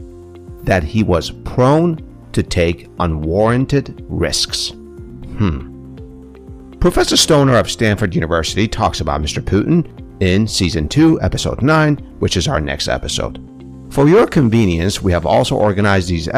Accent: Iran; I was born in Iran

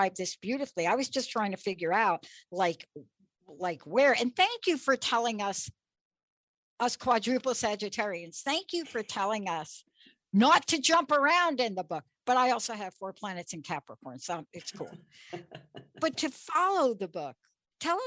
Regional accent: New York City, New York, United States; I grew up in the Bronx, New York

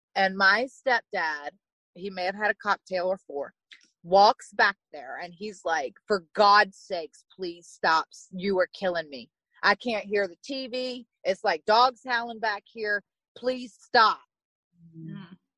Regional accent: small town in Virginia, United States; I'm from Virginia, so small town in Virginia. And I grew up riding horses

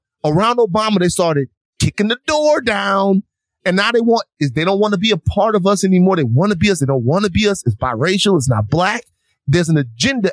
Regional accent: Louisiana, United States; I'm from Louisiana.

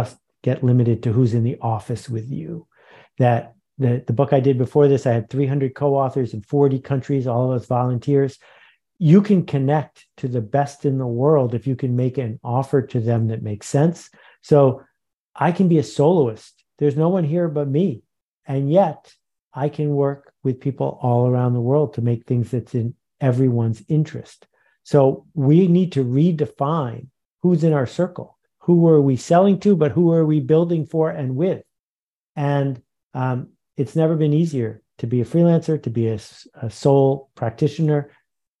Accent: Buffalo, New York, United States; I grew up in Buffalo, New York.

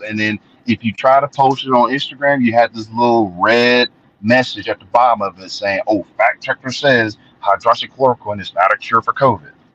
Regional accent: Columbus, Ohio, United States; I was born in Columbus, Ohio, in March 12th of 1980

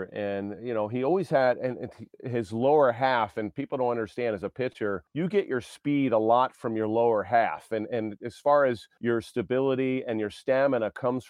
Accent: Baltimore, Maryland, United States; moved away as an adult; I grew up in Baltimore

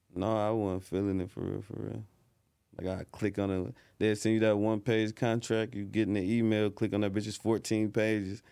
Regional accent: Detroit, Michigan, United States; I'm from, like, Grand Boulevard, Midtown area, five minutes from downtown.

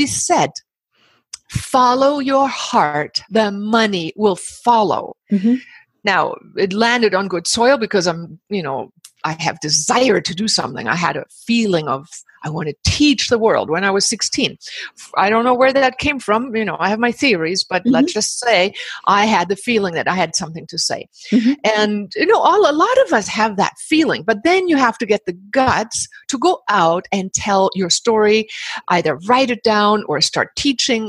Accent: Germany; moved away as an adult; also born or lived in Himalayas / Pacific Northwest, United States; now in Bali, Indonesia; I was born in the Himalayas to German parents, grew up in Germany

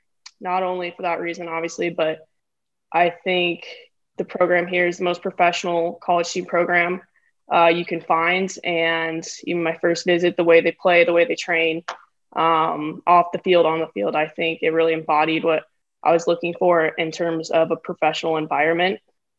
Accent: Fort Collins, Colorado, United States; moved away as an adult; now in Tallahassee, Florida, United States; I grew up in Colorado, and Colorado is kind of a soccer powerhouse for whatever reason right now. And it has been in past years. So I grew up playing in Fort Collins.

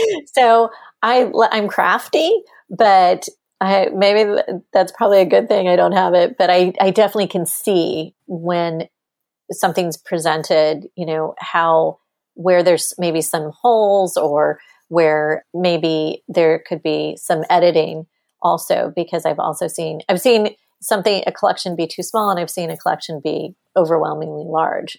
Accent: Texas, United States; I'm a Texan. I grew up in Texas.

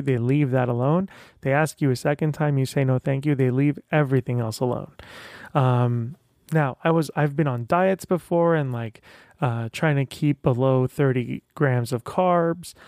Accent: Tehran, Tehran Province, Iran; moved away; I'm, uh, originally from Iran. I was born in Tehran

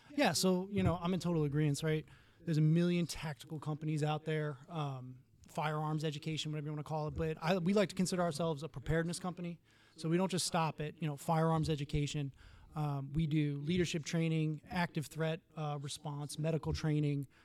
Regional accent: New York City, New York, United States; moved away as an adult; now in Florida, United States; I'm from New York City. My family moved down here

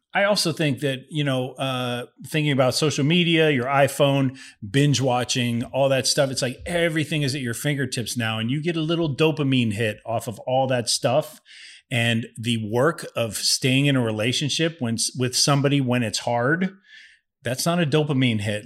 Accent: Ohio, United States; moved away; I grew up in Ohio

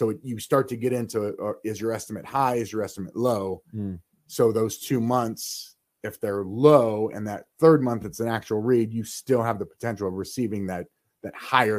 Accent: Texas, United States; So I came from Texas, right? There's not a lot of water in Texas

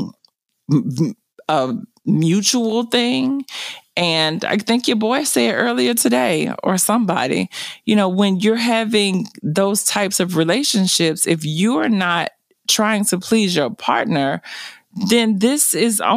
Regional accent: the South, United States; I was raised in the South and I was raised by a grandmother

